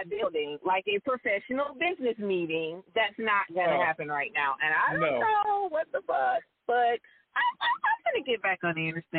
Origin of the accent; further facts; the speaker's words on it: the South, United States; Now, I'm from the South.